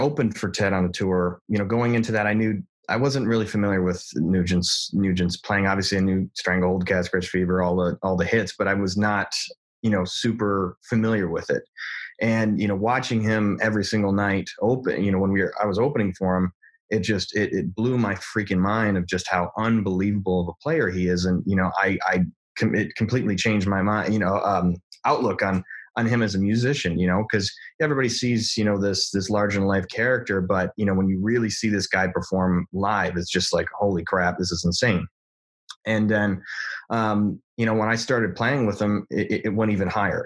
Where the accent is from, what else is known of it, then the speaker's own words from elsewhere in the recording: Detroit, Michigan, United States; I'm from Detroit